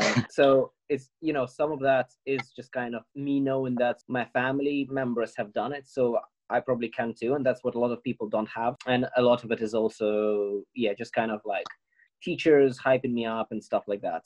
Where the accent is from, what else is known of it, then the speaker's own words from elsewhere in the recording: Ukraine; now in United Kingdom; coming from Ukraine